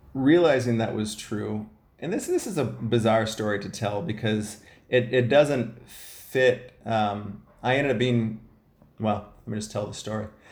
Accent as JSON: {"language": "English", "region": "Ohio", "country": "United States", "tie": "born or raised there", "said": "I'm the youngest of five kids. I was raised in Ohio"}